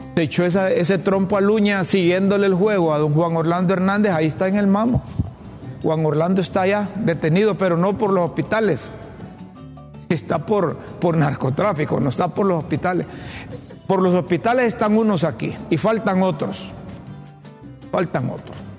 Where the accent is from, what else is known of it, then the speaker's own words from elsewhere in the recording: Honduras; Yo como hondureño y como seguidor del fútbol